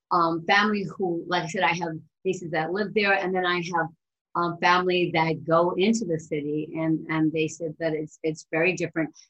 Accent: San Francisco, California, United States; also born or lived in Hawaii / Marin County; I was born in Hawaii. {S0} Okay. {S1} But grew up in San Francisco, and then um, in my teens, my family moved across the Golden Gate Bridge to Marin County.

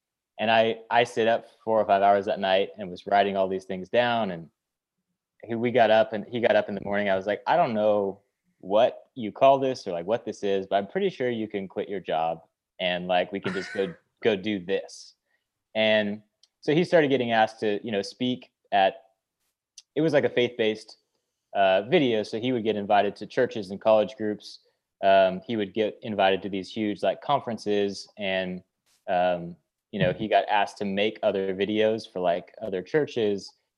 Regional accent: Tacoma, Washington, United States; South of Seattle, Tacoma, Washington.

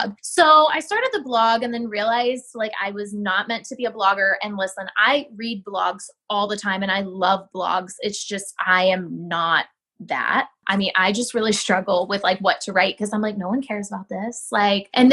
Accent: Ohio, United States; moved away; I grew up in Ohio. So I know all about cornfields

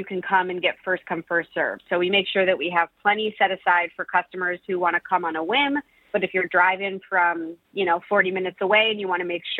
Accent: Milford, Michigan, United States; now in Detroit, United States; I grew up in Milford, you know, where I started baking those pies, and I didn't spend as much time in Detroit as a child

